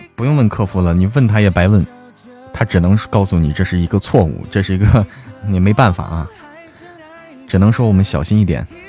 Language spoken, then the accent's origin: Chinese; Hebei, China; also born or lived in Shaanxi; now in Chengdu, China; 我是河北的，河北的，河北那个什么的